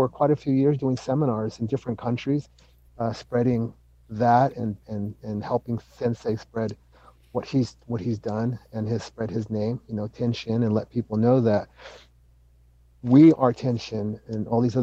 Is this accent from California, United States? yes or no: yes; Salinas, California, United States; where I grew up in the East Salinas